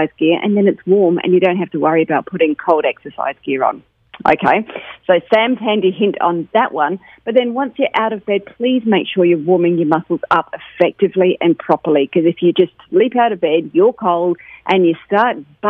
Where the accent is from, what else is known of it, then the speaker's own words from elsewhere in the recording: United Kingdom; moved away; I'm British